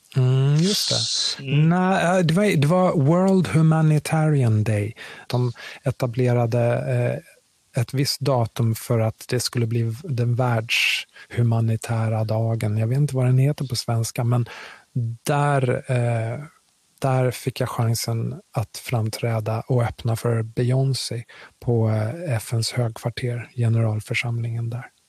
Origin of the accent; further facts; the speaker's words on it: Sweden; also born or lived in Kinshasa, Congo / New York; det Sverige som jag växte upp i, och som har format mig, för jag är väldigt svensk